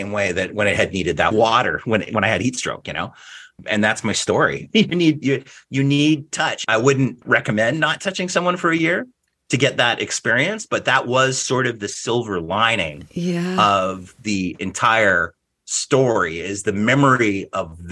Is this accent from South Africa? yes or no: no; Alberta, Canada; as we said growing up in Alberta